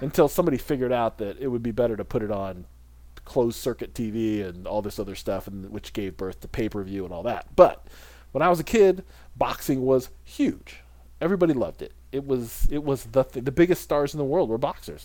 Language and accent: English; United States; as an American